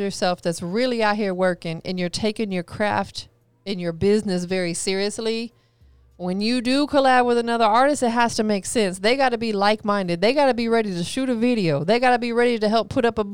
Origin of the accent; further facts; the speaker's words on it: Florida, United States; I'm from Florida